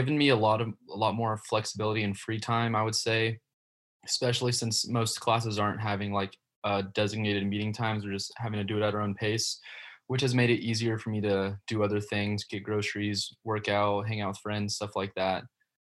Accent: Austin, Texas, United States; moved away as an adult; now in Arkansas, United States; I'm from Austin, Texas.

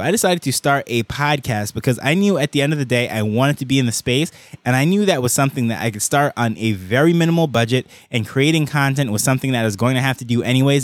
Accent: Jamaica; I am the first from Jamaica

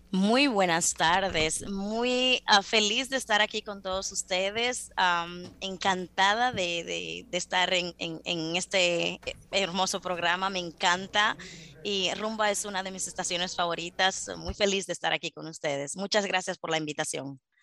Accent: Las Matas de Farfán, San Juan, Dominican Republic; moved away as an adult; also born or lived in Santo Domingo, Dominican Republic; now in United States; una latina como yo, dominicana, que viene de las matas de Farfán

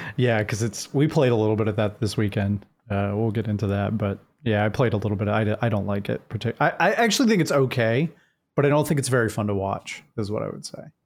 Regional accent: Jacksonville, Florida, United States; I'm actually from Jacksonville, Florida

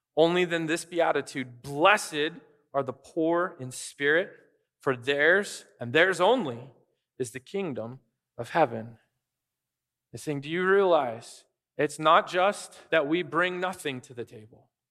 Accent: United States; people can tell we're American

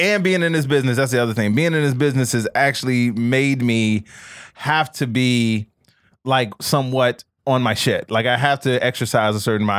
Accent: Chicago, Illinois, United States; moved away; growing up in Chicago.

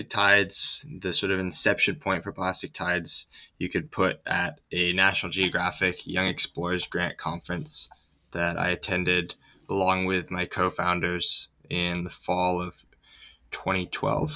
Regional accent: Ithaca, New York, United States; now in Santa Cruz, United States; I grew up in Ithaca, New York, in upstate New York

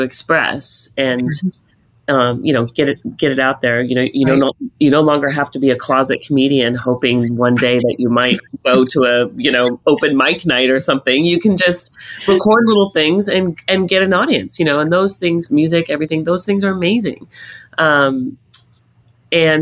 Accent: Montana, United States; also born or lived in Libby, Montana; now in Toronto, Canada; Growing up in Montana

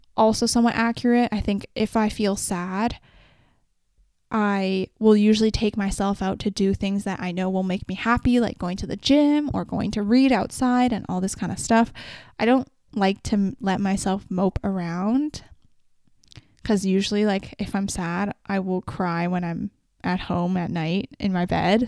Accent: Vancouver, British Columbia, Canada; I come from Vancouver and I come from a very specific population of people

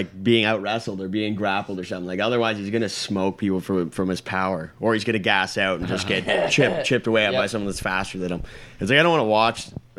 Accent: Canada; I'm also maybe biased because I'm Canadian

